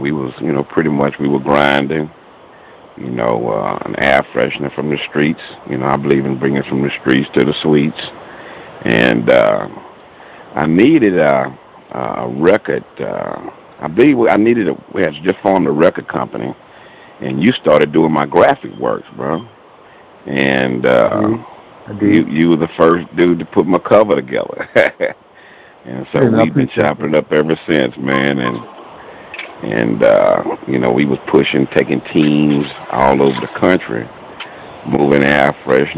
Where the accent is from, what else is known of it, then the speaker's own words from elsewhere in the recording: Houston, Texas, United States; also born or lived in Baton Rouge, Louisiana; I'm originally from Baton Rouge, Louisiana. And we moved here to Houston, man, and I pretty much grew up here, played ball out of Nimitz High School